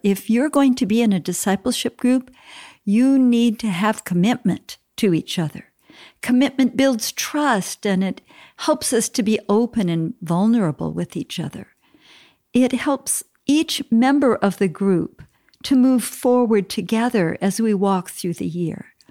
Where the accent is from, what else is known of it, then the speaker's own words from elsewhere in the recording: Minneapolis, Minnesota, United States; I was born in Minneapolis, Minnesota